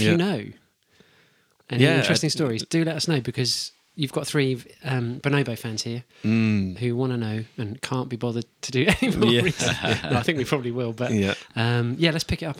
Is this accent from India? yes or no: no; England, United Kingdom; We're English.